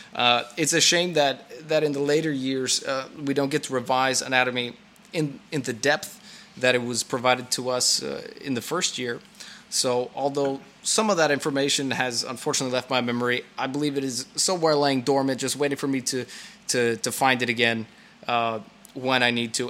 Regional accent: California, United States; moved away as an adult; now in Brno, Czechia; I was born and raised in California

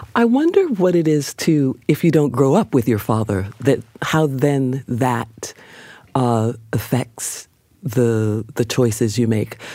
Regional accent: New York, United States; I grew up on 146th Street between uh, Lenox

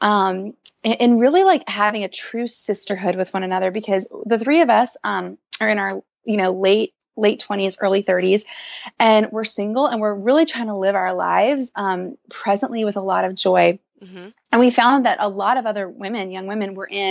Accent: New Orleans, Louisiana, United States; moved away as an adult; now in Nashville, United States; I'm from New Orleans, and I moved to Nashville a little over 2 years ago.

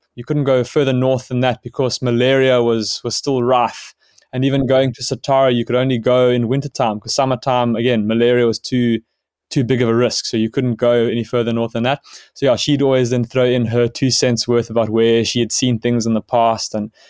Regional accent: Johannesburg, Gauteng, South Africa; born there; I was born in Johannesburg.

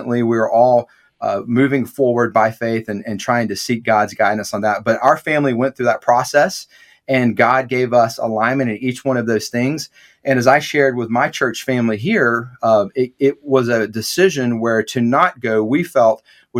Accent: Atlanta, Georgia, United States; I grew up in Metro Atlanta

